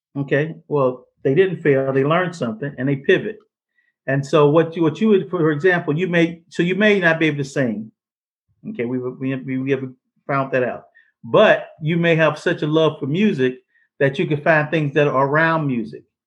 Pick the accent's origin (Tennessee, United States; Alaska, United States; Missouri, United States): Missouri, United States; St. Louis; I'm from St. Louis